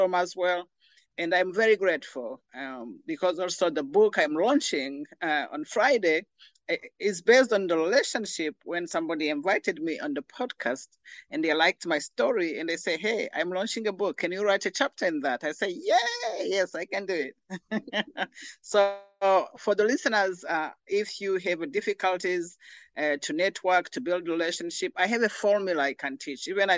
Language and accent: English; Rwanda; moved away; I'm originally from Rwanda.